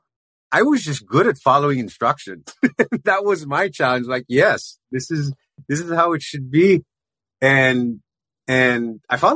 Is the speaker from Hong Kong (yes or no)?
no; Philippines; I grew up in the Philippines, raised Roman Catholic